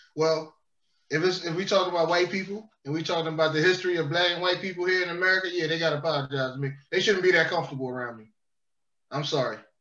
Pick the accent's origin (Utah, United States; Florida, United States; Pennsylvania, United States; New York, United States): Pennsylvania, United States; Philadelphia; I'm from South Philadelphia, so there are definitely white boys that grew up in the hood.